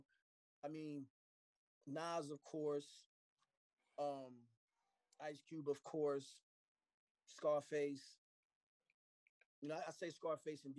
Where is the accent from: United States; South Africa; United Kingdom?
United States; Phoenix, Arizona; also born or lived in Philadelphia, Pennsylvania; I'm a kid from Phoenix, Arizona